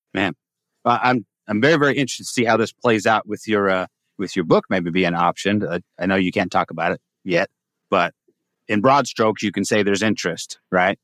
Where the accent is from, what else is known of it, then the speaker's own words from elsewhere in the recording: Humboldt County, California, United States; moved away as an adult; now in Texas, United States; my wife and I found that because we're from Humboldt